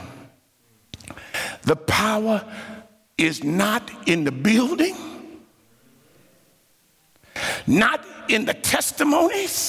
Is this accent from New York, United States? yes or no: no; Dayton, Ohio, United States; I grew up in Ohio, Dayton, Ohio